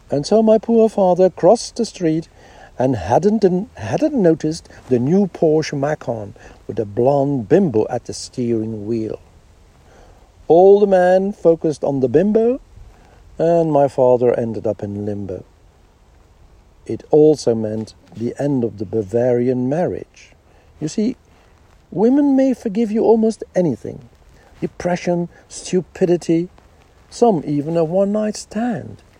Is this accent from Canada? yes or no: no; Netherlands; born there; Not a bad choice, and all the more appropriate because I was born in the Netherlands.